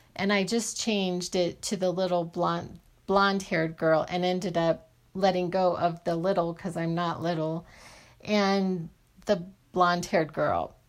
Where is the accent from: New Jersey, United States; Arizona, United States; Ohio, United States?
Arizona, United States; I grew up in Arizona